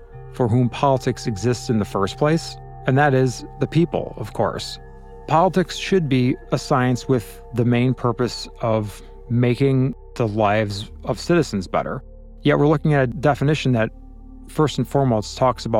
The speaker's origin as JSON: {"language": "English", "region": "Illinois", "country": "United States", "said": "I'm from Illinois"}